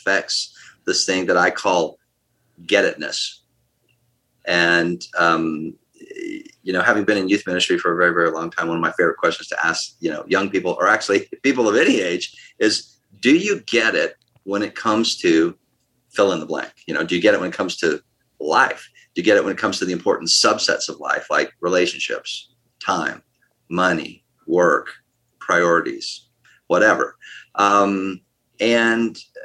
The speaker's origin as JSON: {"language": "English", "country": "United States", "said": "I'm an American"}